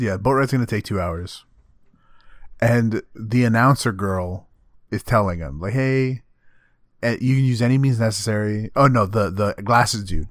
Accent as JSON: {"language": "English", "region": "Texas", "country": "United States", "said": "I'm not an American, I'm a Texan"}